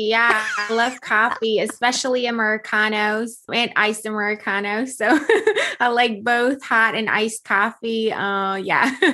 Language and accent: English; Germany; moved away; So I came from Germany, and yes, that dream was business ownership, was being an entrepreneur